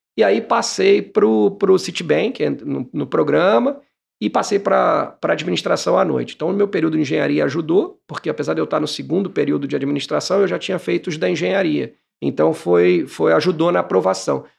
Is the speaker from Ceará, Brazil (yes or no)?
no; Barra Mansa, Rio de Janeiro, Brazil; eu nasci em Barra Mansa